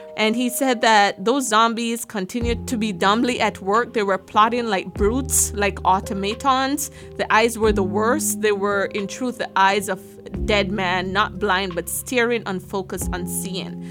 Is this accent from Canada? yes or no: no; Jamaica; moved away; I am Jamaican